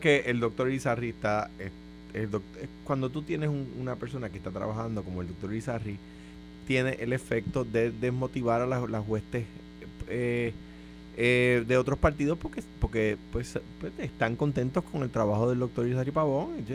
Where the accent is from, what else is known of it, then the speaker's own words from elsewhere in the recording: Coamo, Puerto Rico; now in San Juan, Puerto Rico; Yo soy de Cuamo. O sea, que, que yo no me identifico como un local, en realidad